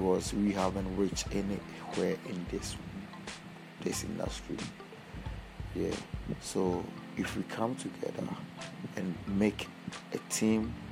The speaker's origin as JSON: {"language": "English", "country": "Ghana", "said": "I'm from Ghana"}